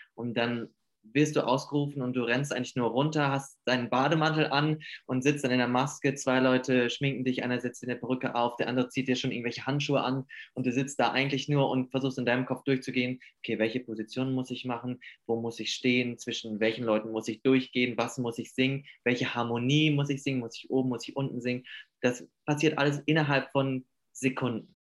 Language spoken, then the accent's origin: German; Hamburg, Germany; now in Stuttgart, Germany; ich komme aus Hamburg und bin momentan in Stuttgart